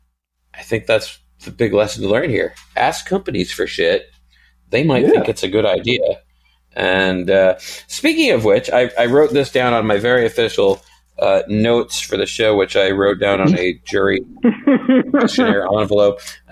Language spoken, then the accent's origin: English; New York, United States; I'm from New York